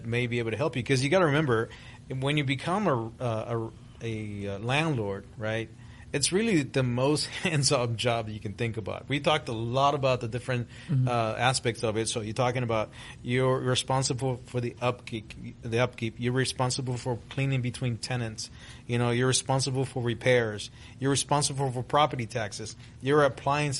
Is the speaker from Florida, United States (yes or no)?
yes; Miami, Florida, United States; English is a second language; also born or lived in Guatemala; I was born in Central America, in Guatemala, was raised in Miami, Florida. When I arrived in the States in 1975, I had no English